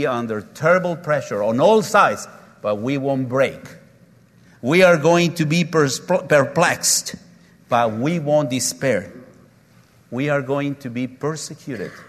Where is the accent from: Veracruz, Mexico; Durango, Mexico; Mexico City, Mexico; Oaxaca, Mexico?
Oaxaca, Mexico; My hometown is Oaxaca, and we're very proud because we make clay pots out of black clay